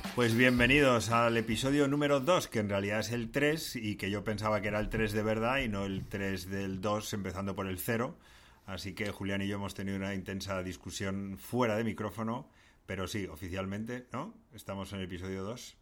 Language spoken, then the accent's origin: Spanish; Madrid, Community of Madrid, Spain; accent: Madrid accent; tenemos acento de Madrid